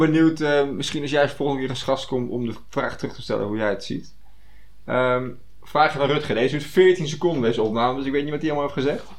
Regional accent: Netherlands; dat je daar als Nederlander, als nuchtere Nederlander, daar zo snel doorheen kan, prikt

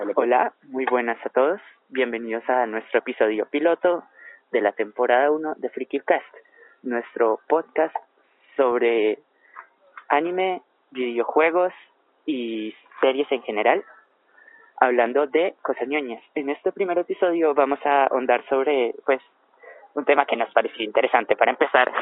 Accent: Colombia; nuestro caso es Colombia

